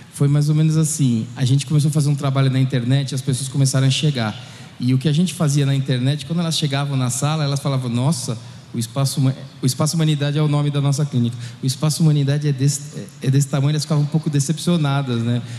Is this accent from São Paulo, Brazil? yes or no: yes; São Paulo, Brazil; also born or lived in Spain; eu sou aqui de São Paulo